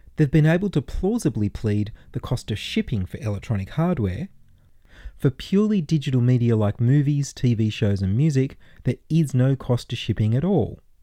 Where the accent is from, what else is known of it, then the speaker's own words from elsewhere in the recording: Australia; we can be identified as Australians